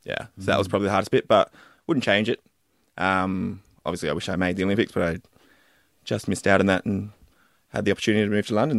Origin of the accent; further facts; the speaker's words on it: Wollongong, New South Wales, Australia; I also grew up in Wollongong.